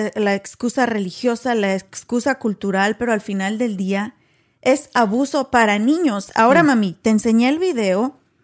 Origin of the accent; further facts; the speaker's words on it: Guanajuato, Mexico; also born or lived in Waco, Texas; now in Texas, United States; Somos mexicanas originarias de Guanajuato, pero vivimos en Texas